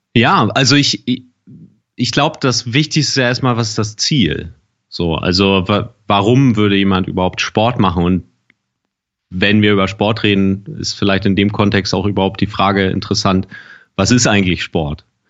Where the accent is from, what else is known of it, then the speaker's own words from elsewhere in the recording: Germany; bei uns in Deutschland